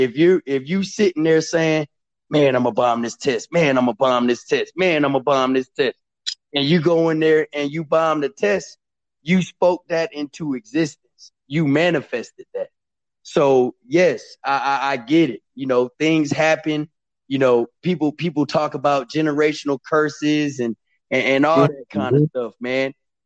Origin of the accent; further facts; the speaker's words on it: Killeen, Texas, United States; also born or lived in Louisiana; I grew up in Killeen, Texas. I really grew up all around the world. I was born in Louisiana, you know, Army brat. So we moved around, spent a lot of time in Louisiana because my mom's wanted to be close to her family.